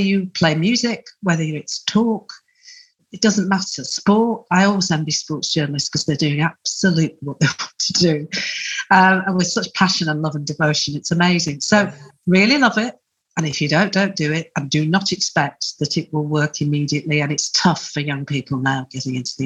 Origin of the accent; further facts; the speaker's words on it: Huddersfield, Yorkshire and the Humber, United Kingdom; also born or lived in Calder Valley / London; Well, I am a Yorkshire lass. I'm from Huddersfield.